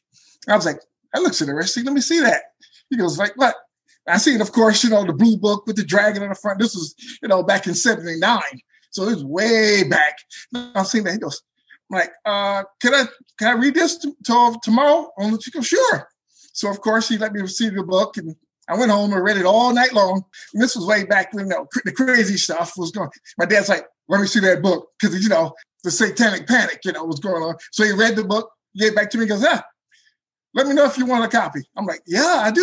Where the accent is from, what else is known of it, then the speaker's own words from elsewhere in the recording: Benton Harbor, Michigan, United States; moved away as an adult; now in Davenport, United States; Originally, I'm from Benton Harbor, which is on the lake.